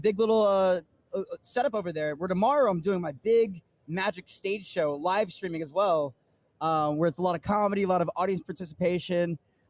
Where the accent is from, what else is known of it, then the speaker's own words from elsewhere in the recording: Tampa, Florida, United States; my hometown